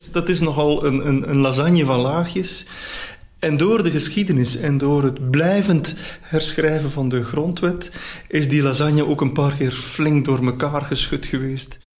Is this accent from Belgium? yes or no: yes; Belgium; ik ben ook echt Belg